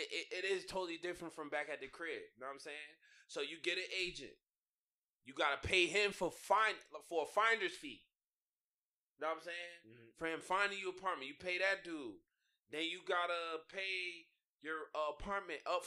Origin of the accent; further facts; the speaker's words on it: United States; moved away as an adult; now in China; I'm America